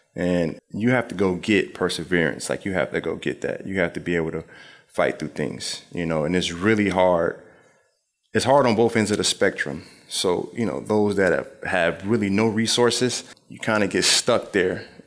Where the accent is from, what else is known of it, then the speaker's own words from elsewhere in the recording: Springfield, Illinois, United States; moved away; also born or lived in Philadelphia; Just growing up in Springfield, Illinois, my mother had us reading the State Journal Register every single day